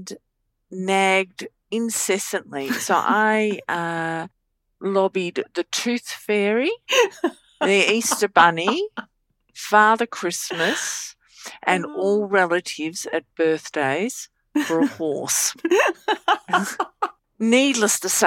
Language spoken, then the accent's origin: English; Bendigo, Victoria, Australia; also born or lived in Melbourne; So I lived in Bendigo